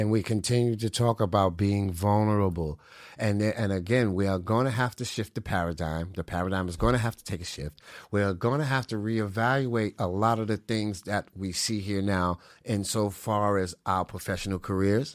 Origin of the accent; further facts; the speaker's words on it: New York City, New York, United States; moved away; also born or lived in Connecticut; I was born and raised in the Bronx